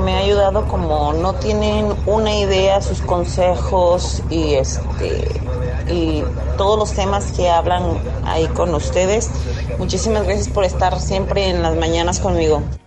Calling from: Guadalajara, Jalisco, Mexico; Saludos desde acá, desde Guadalajara

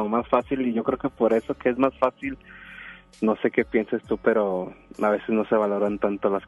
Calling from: Monterrey, Nuevo León, Mexico; De aquí de Monterrey, de por el sur de la carretera.

